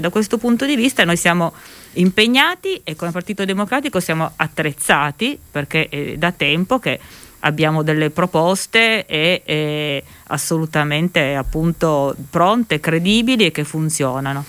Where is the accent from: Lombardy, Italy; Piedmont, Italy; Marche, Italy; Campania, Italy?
Piedmont, Italy; Turin; io vengo da Torino